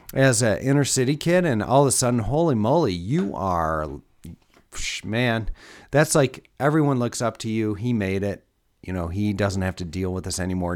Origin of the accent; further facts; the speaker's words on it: Detroit, Michigan, United States; growing up in Metro Detroit